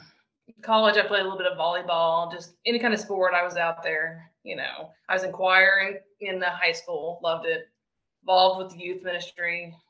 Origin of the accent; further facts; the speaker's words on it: Glenpool, Oklahoma, United States; moved away as an adult; now in Crewe, Virginia, United States; Currently, we live in Crewe, Virginia. We just moved here during the pandemic. But I'm actually from Glenpool, Oklahoma. Grew up, raised there my whole life.